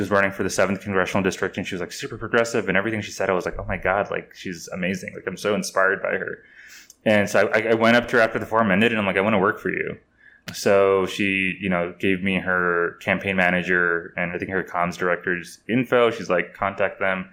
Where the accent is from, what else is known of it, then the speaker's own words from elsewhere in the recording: Texas, United States; also born or lived in Houston, Texas; my hometown mosque was burned down. I mean, I've heard of other mosques, and not only in Texas